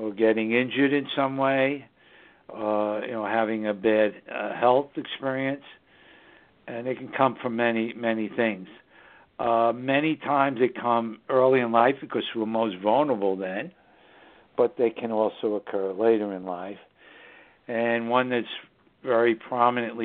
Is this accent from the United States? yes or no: yes; New York City, New York, United States; it's just the northern suburbs of New York City, my hometown.